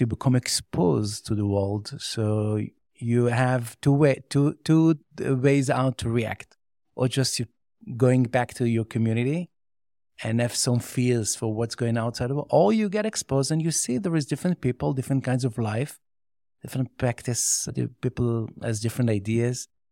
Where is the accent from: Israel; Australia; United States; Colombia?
Israel; Jerusalem, Jerusalem District; first language Yiddish; English is a second language; I grew up in Meashe Harim, and I didn't know even Hebrew until the age of twenty. I speak only Yiddish.